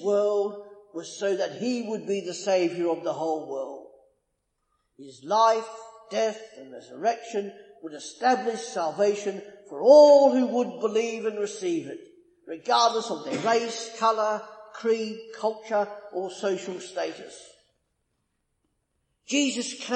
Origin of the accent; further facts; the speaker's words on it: Australia; I'm Australian